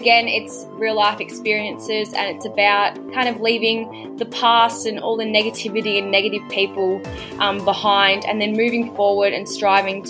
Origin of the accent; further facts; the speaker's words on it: Victoria, Australia; I'm from Victoria, so we've just gotten out of lockdown